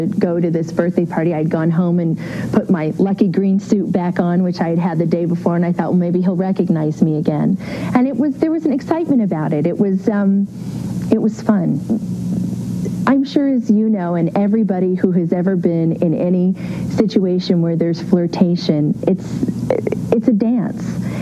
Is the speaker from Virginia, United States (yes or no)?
no; Beverly Hills, California, United States; growing up in Beverly Hills